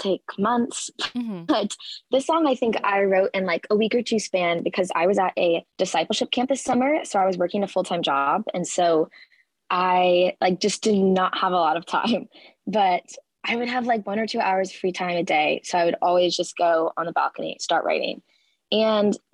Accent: Nashville, Tennessee, United States; moved away as an adult; now in Texas, United States; I'm from Nashville, which is pretty convenient as a singer-songwriter, but I moved to Texas for college

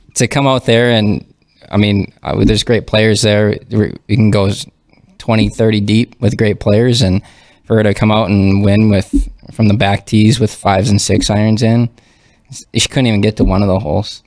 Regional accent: Fargo, North Dakota, United States; I'm from North Fargo originally.

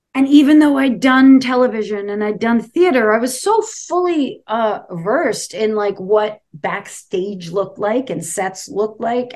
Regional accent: New York City, New York, United States; also born or lived in Falmouth, Massachusetts; I grew up in Brooklyn, New York

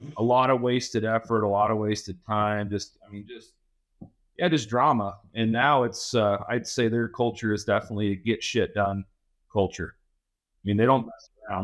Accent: Southwest Kansas, United States; I grew up in Southwest Kansas, so I know where Lewis, Kansas is.

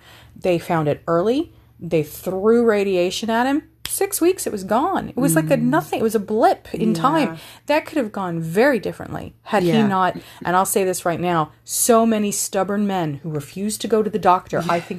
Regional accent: Texas, United States; now in Ireland; I'm not from here. I'm from Texas, but this has always been home.

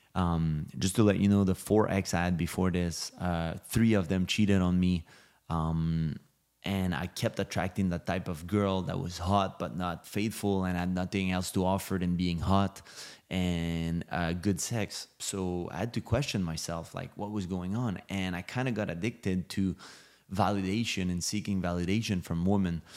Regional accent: Montreal, Quebec, Canada; also born or lived in Los Angeles; now in Miami, United States; I'm from Montreal, Canada

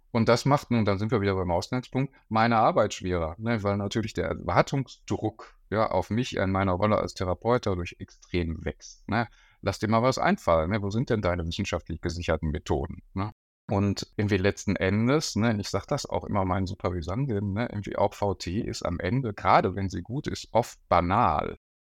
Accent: Bochum, North Rhine-Westphalia, Germany; now in Berlin, Germany; Ich bin Bochumer ähm, und habe äh, in Bochum auch meine äh, Psychologieausbildung gemacht an der Uni.

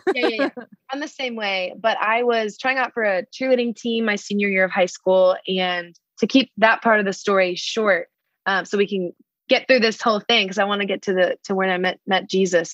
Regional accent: Dallas, Texas, United States; moved away as an adult; now in Nashville, United States; I'm originally from Dallas, Texas.

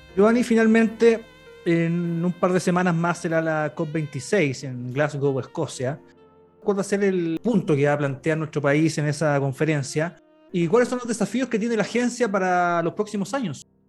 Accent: Buin, Santiago Metropolitan Region, Chile; soy de Buin

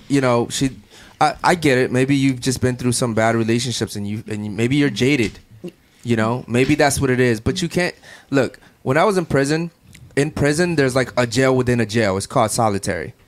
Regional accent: Baltimore, Maryland, United States; now in Miami, United States; Baltimore, which is where I'm from

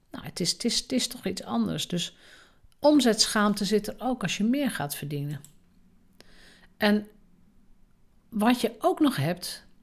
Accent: Drenthe, Netherlands; En misschien is dat zo omdat ik uit Drenthe kom. In Drenthe mag je sowieso nooit opvallen

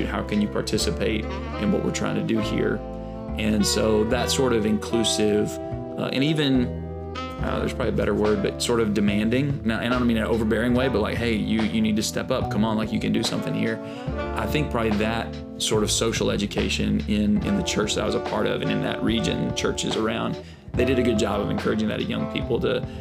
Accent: Alabama, United States; moved away as an adult; also born or lived in Birmingham, Alabama / Atlanta; now in Brooklyn, United States; I grew up in Alabama.

